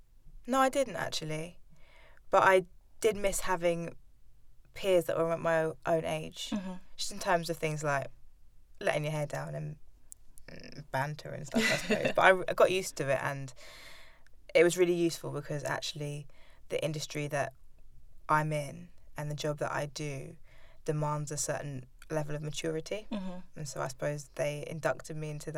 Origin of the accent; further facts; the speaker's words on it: London, United Kingdom; I am from Southwest London.